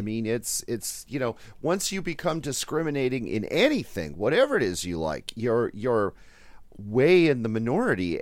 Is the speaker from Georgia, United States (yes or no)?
no; Wisconsin, United States; growing up in Wisconsin